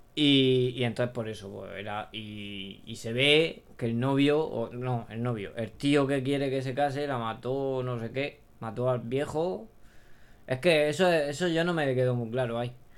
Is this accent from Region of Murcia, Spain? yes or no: yes; Region of Murcia, Spain; como somos los murcianos